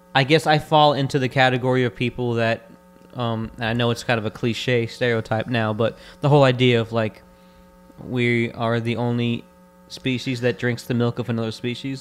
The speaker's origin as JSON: {"language": "English", "region": "Florida", "country": "United States", "said": "we're also from Florida"}